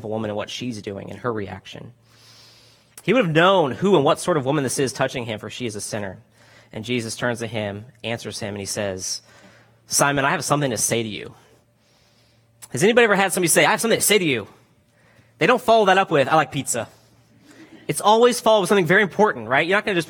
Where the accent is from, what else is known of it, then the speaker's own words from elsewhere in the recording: Florida, United States; now in California, United States; I'm from Florida originally. Went to Florida State